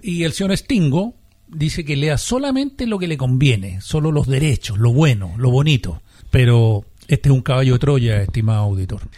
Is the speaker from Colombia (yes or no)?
no; Chile; todos somos chilenos, todos vamos a seguir aquí